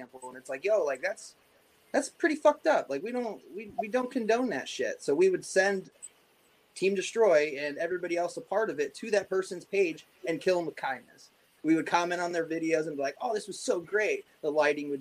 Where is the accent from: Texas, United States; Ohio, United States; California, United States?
Ohio, United States; now in East Coast, United States; I grew up in Ohio